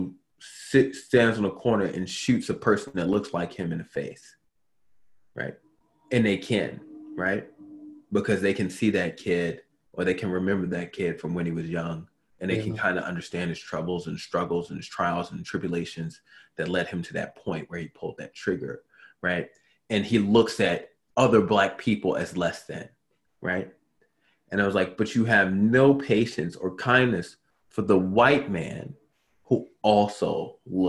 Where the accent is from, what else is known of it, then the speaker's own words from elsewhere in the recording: Baltimore, Maryland, United States; I come from Baltimore